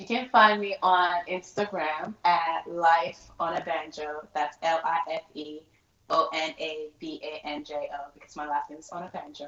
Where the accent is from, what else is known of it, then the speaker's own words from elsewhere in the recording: New York City, New York, United States; moved away as an adult; I am from Brooklyn